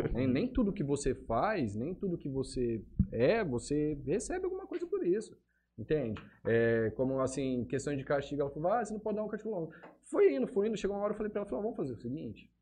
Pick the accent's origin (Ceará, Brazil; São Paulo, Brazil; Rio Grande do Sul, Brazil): São Paulo, Brazil; Votuporanga; moved away; Eu sou de Votuporanga, né? É, lá também fazia parte do grupo de jovens da igreja